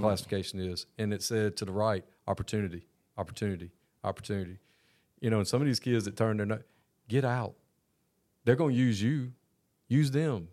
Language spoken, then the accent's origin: English; Georgia, United States; I'm a Georgia kid from Georgia.